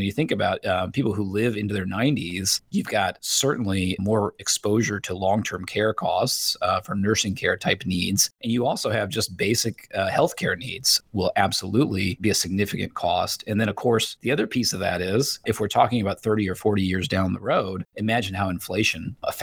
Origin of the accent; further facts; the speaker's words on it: Indiana, United States; I grew up in Indiana